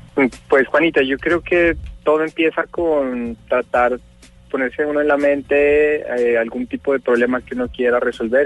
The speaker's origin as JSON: {"language": "Spanish", "town": "Pasto", "region": "Nariño", "country": "Colombia", "said": "soy de Pasto, vengo de un colegio muy normal"}